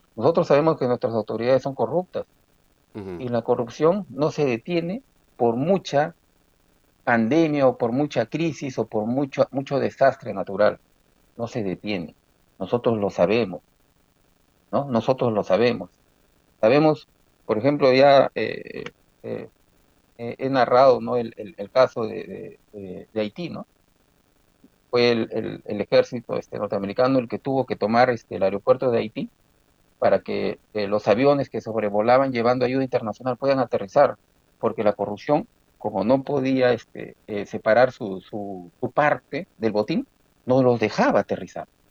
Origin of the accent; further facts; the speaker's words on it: Chimbote, Ancash, Peru; moved away; also born or lived in Breña, Lima; Yo nací en Breña, aunque de corazón soy chimbotano y siempre seguiré chimbotano.